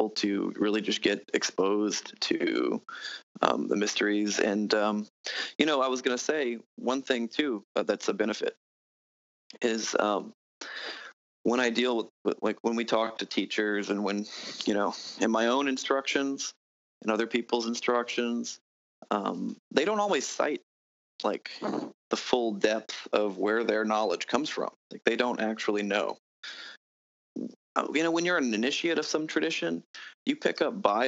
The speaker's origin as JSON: {"language": "English", "town": "New Orleans", "region": "Louisiana", "country": "United States", "said": "I'm from New Orleans, so I actually have some background like the local folk magic"}